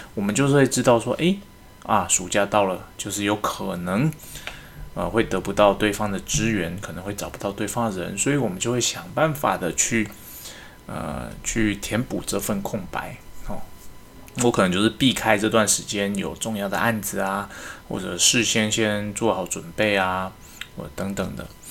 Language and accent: Chinese; Taiwan; 我们是华人嘛，那我们台湾人